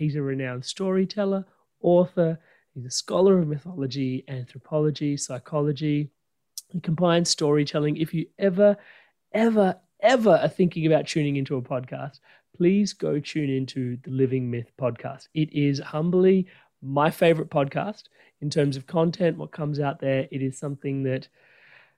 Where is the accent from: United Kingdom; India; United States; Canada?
India; growing up as an Indian person